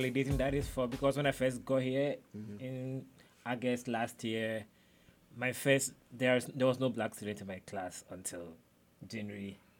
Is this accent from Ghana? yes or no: yes; Ghana; I'm from Ghana, Nenevit, West Africa.